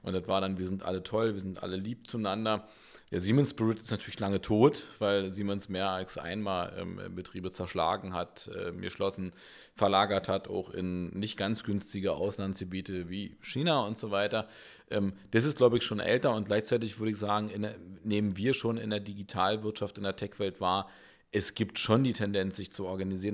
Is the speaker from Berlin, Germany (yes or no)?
yes; Berlin, Germany; Wir sind echte Berliner